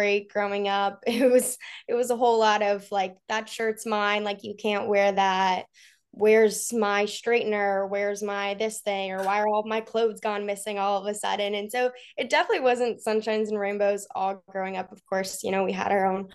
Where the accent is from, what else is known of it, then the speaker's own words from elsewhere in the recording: Kansas City, Missouri, United States; moved away as an adult; also born or lived in St. Louis, Missouri; now in Baton Rouge, United States; I grew up in Kansas City, Missouri. However, I was born in St. Louis, and then when I was 5 years old, we made the decision to move to Kansas City